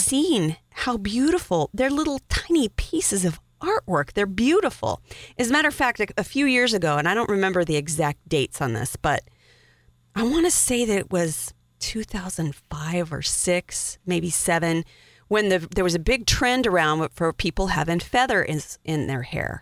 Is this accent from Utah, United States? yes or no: no; Wyoming, United States; I'm from Wyoming